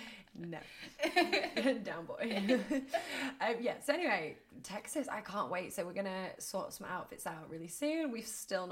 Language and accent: English; England, United Kingdom; as an English girl